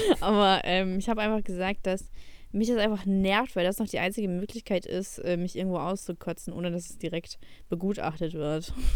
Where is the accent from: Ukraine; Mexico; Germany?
Ukraine; moved away; ich bin auch in der Ukraine aufgewachsen